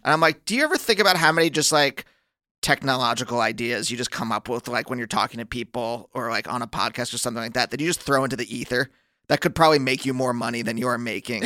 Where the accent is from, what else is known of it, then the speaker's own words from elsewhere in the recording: Pennsylvania, United States; now in Los Angeles, United States; I'm from Pennsylvania.